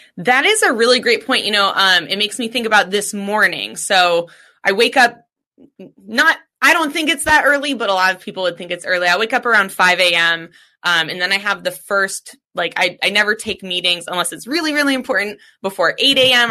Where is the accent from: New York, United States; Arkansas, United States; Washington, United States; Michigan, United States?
Washington, United States; Seattle; growing up in Seattle, it's a very cannabis centric city